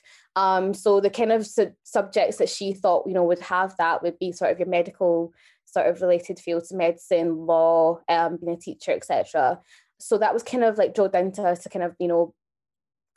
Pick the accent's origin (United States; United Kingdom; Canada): United Kingdom; Glasgow, Scotland; moved away as an adult; also born or lived in Kenya; now in Newcastle, United Kingdom; I was born in Kenya and raised in Glasgow. I'm now in Newcastle studying microbiology